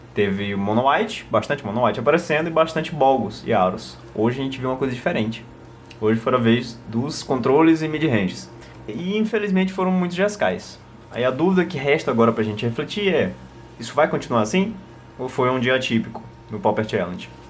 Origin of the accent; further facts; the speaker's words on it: Northeast Region, Brazil; a gente é do Nordeste e a gente fala Diabo